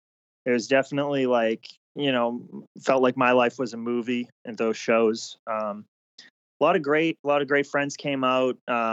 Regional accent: Saugus, Massachusetts, United States; the Bruins is definitely a big part of my, you know, me growing up in Massachusetts and Saugus.

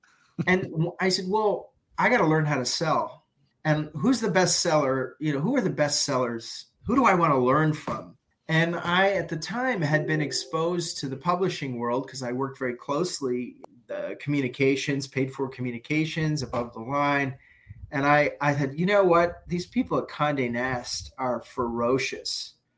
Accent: New York City, New York, United States; moved away; also born or lived in Toronto / Dubai; I went back to New York and I'm a New Yorker.

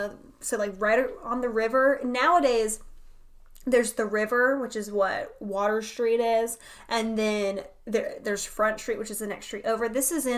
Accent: Wilmington, North Carolina, United States; I am originally from the Wilmington area, which is a huge, like, back in the day, it was a huge port city. It still is a port city.

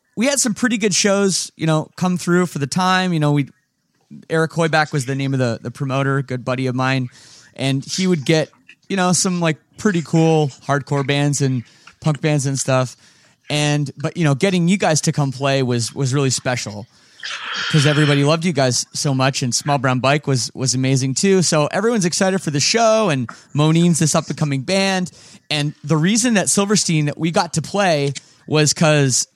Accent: Oakville, Ontario, Canada; my hometown of Oakville, Ontario

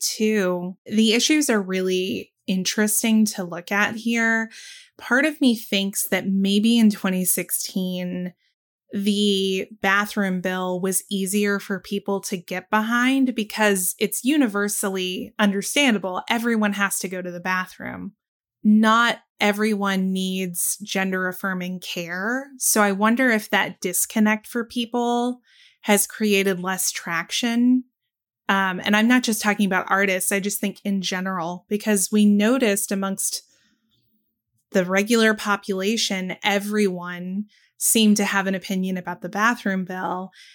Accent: the South, United States; I'm a Southerner

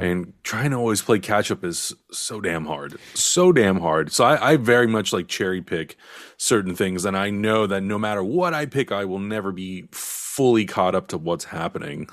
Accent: San Diego, California, United States; moved away; I'm from San Diego, so my family is all down there

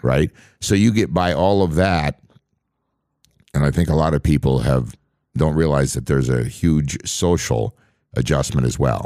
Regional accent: on the Canadian border, Upper Midwest, United States; where I grew up on the Canadian border.

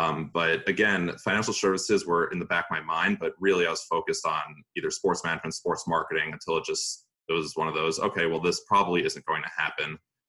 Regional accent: Long Island, New York, United States; now in New York City, United States; I grew up in Long Island. My parents were living there at the time

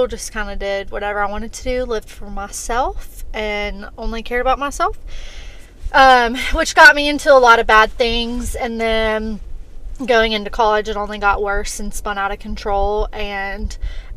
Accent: Montgomery, Alabama, United States; moved away as an adult; also born or lived in Troy, Alabama; now in Birmingham, United States; I am from Montgomery, went to Troy, got a bachelor's degree in business

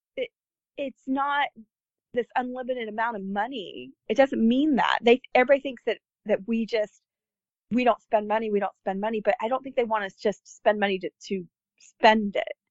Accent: United States; being an American

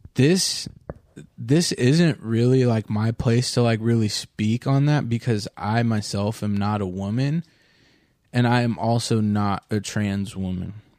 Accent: Orange County, California, United States; I'm from Orange County

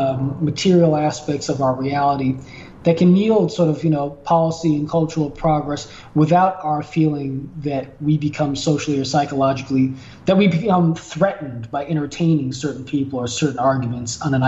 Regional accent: Los Angeles, California, United States; in the course of growing up in the Jordan Downs Projects, which is, you know, which was considered for a long time the most violent area in the state of California, where much of the black community is, you know, within South Central Los Angeles

